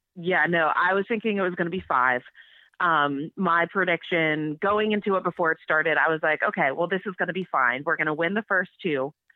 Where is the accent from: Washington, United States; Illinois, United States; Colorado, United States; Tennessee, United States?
Washington, United States; Seattle; moved away as an adult; now in Nashville, United States; I grew up in the Pacific Northwest um, in Seattle um, for most of my my adult life and like a suburb of Seattle when I was a kid.